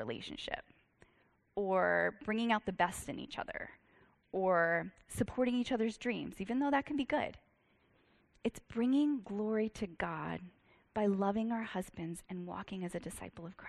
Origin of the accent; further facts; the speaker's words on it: Virginia, United States; I'm from Virginia